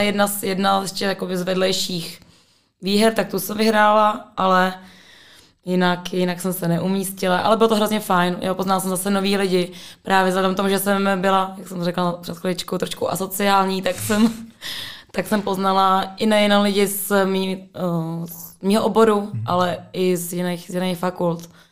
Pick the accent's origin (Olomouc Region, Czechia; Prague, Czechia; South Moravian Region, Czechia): Prague, Czechia; já jsem z Prahy, ale jsem, eh, no, původně jsem bydlela na hájích